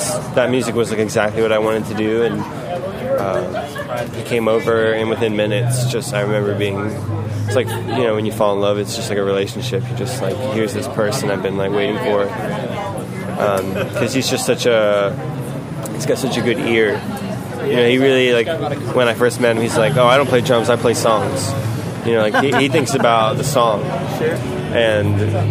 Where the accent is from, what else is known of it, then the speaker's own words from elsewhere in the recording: Dallas, Texas, United States; also born or lived in Kansas City; now in Austin, United States; we moved to Dallas and then had a really great, just genuine kind of almost like the Sandlot kind of childhood experience